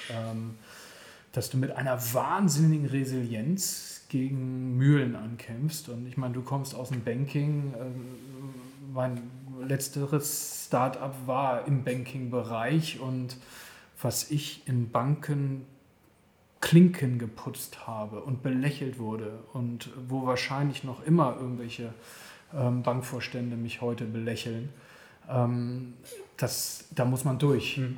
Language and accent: German; Germany; moved away as an adult; also born or lived in Guatemala; ich bin ein Deutscher